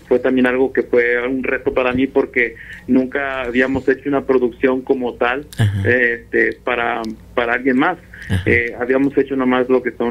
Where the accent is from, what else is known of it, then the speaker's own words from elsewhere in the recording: Texas, United States; Nosotros somos del estado de Texas, mm. somos del sur de Texas, somos casi casi con la frontera con México.